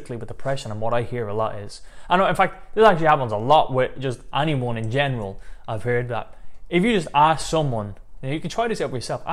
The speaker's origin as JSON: {"language": "English", "town": "Dublin", "region": "Leinster", "country": "Ireland", "said": "I'm from Dublin, Ireland"}